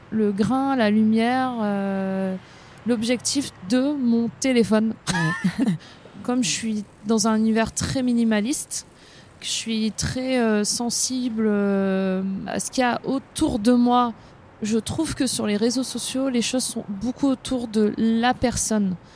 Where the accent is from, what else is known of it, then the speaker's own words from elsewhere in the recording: northern France, France; now in Paris, France; je viens du nord de la France. Euh, je viens d'une famille qui n'a rien à voir, on va dire, avec la mode. Je suis née à la campagne, devant la mer euh, et à côté d'une forêt.